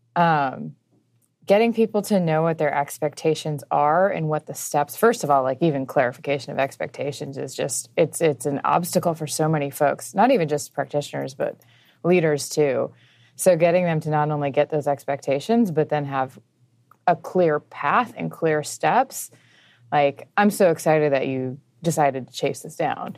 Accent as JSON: {"language": "English", "region": "Midwest", "country": "United States", "tie": "born or raised there", "said": "I grew up in a, like, a, a super religious home, um, in the Midwest."}